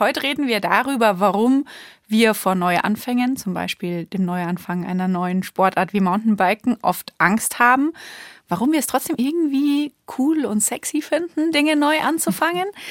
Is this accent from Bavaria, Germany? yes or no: yes; Bamberg, Bavaria, Germany; moved away; ich bin ja in Bamberg aufgewachsen